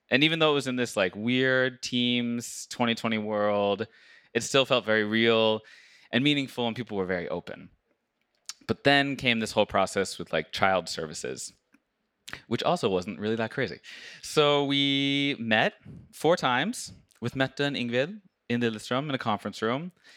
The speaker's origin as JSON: {"language": "English", "country": "United States", "moved": "as an adult", "lives_now": "Norway", "said": "I, as an American"}